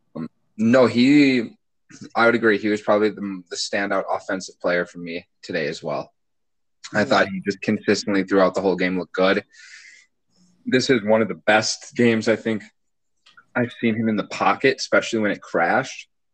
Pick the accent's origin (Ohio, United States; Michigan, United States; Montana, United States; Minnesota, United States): Minnesota, United States; growing up in Minnesota